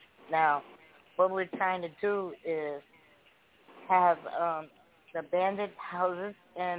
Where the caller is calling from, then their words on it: Chicago, Illinois, United States; I'm calling from Chicago.